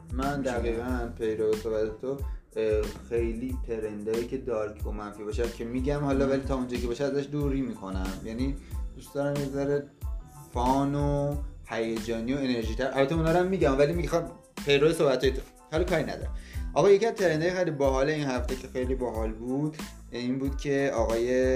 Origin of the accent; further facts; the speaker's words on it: Iran; ما ایرانیم